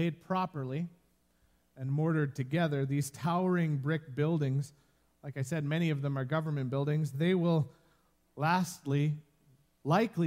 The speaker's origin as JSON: {"language": "English", "town": "Medicine Hat", "region": "Alberta", "country": "Canada", "tie": "born or raised there", "moved": "yes", "said": "I spent the greater part of my childhood growing up in Medicine Hat"}